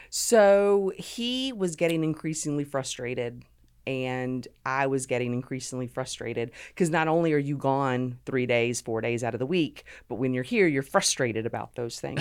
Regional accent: Savannah, Georgia, United States; also born or lived in Honolulu, Hawaii; grew up right outside of Savannah

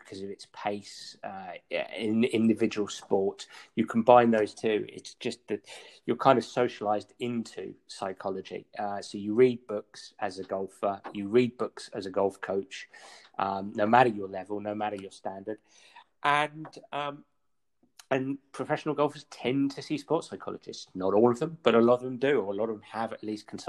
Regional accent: England, United Kingdom; being English

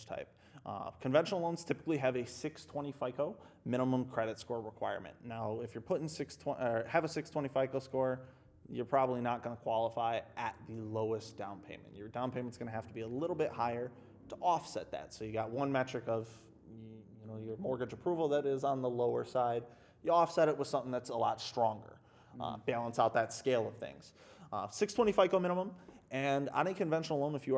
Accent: Grosse Pointe, Michigan, United States; also born or lived in St. Clair Shores, Michigan; That's where I've lived my whole life. I grew up in Grosse Pointe, St. Clair Shores.

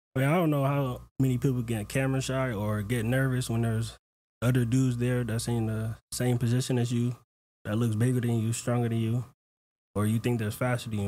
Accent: Houston, Texas, United States; moved away; I'm from Houston

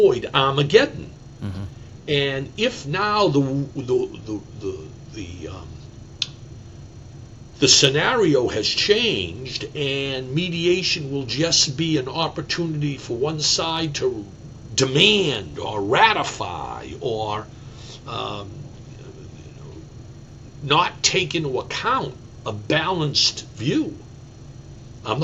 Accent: Massachusetts, United States; I grew up in Massachusetts

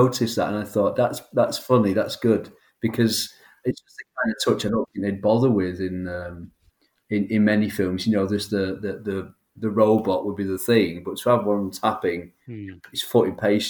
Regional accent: Hollywood, California, United States; I'm from Hollywood, California.

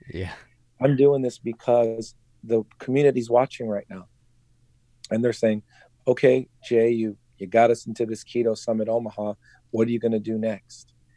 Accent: Philippines; I'm Filipino.

